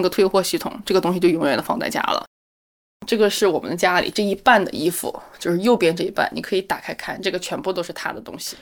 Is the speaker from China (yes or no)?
yes; Hebei, China; now in Beijing, China; 我来自河北，现在在北京的一家新加坡公司做市场工作